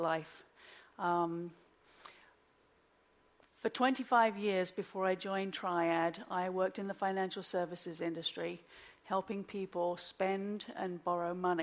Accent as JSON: {"language": "English", "region": "London", "country": "United Kingdom", "tie": "born or raised there", "also_born_or_lived": "Oxford", "moved": "as an adult", "lives_now": "Wilmington, United States", "said": "I'm originally from London. I was born and raised in London"}